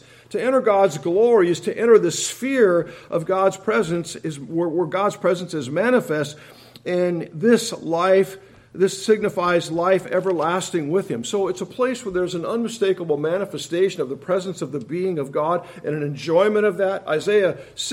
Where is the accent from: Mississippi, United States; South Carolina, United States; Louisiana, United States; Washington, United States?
Washington, United States; Tacoma; I'm from Tacoma